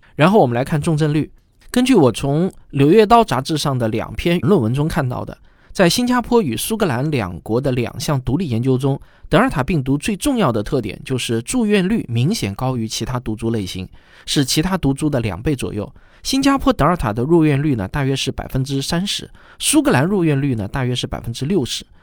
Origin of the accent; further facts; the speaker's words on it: China; 我们中国人